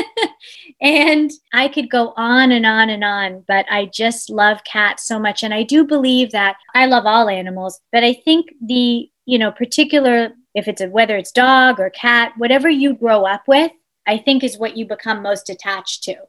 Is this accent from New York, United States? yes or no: yes; East Hampton, New York, United States; in my childhood home of Further Lane, growing up in East Hampton